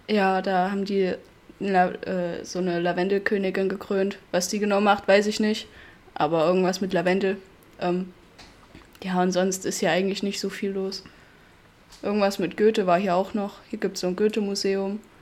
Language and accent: German; Bad Blankenburg, Thuringia, Germany; ich komme aus Bad Blankenburg